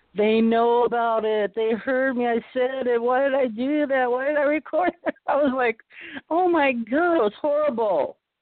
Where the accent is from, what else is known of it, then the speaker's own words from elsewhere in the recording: Boston, Massachusetts, United States; now in California, United States; I was born in Boston, and we're all from back east